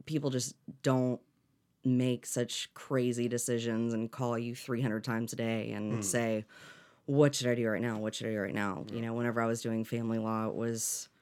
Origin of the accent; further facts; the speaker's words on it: Destin, Florida, United States; also born or lived in Atlanta; I grew up here in Destin